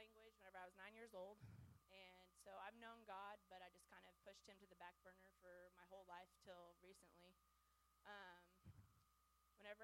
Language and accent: English; Springfield, Missouri, United States; also born or lived in Plainview, Texas / Washington; My mom then wanted to move to Springfield, Missouri